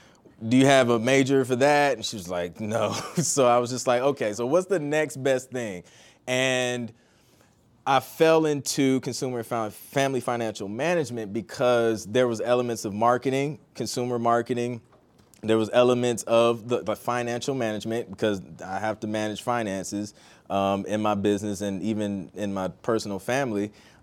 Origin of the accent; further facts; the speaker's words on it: Toledo, Ohio, United States; also born or lived in Columbus; I'm originally from Toledo, Ohio. And then I went to school at The Ohio State University, so I lived in Columbus for about 6 years.